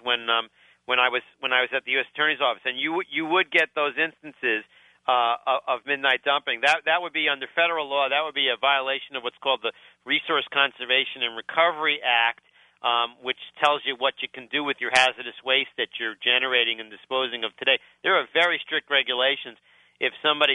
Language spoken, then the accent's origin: English; New York City, New York, United States; I grew up in Brooklyn.